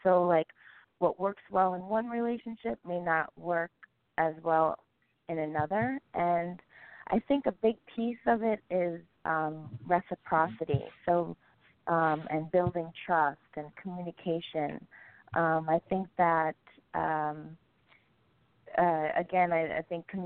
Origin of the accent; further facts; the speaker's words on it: Jamaica; I am also known as the Jamaican sexosopher